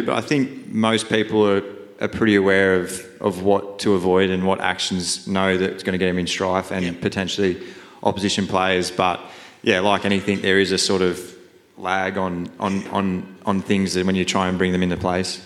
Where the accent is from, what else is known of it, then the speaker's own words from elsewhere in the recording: Leeton, New South Wales, Australia; I grew up in a little country town called Leeton.